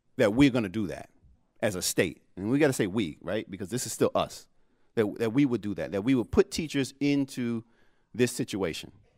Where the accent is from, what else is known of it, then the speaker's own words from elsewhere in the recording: New York City, New York, United States; accent: Brooklyn; moved away; the Brooklyn in me